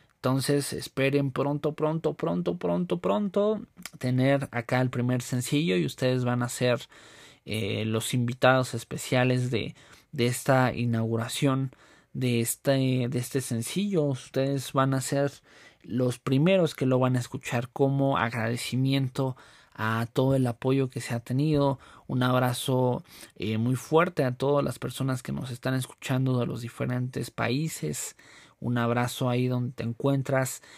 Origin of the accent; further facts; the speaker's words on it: Mexico; nos caracteriza como mexicanos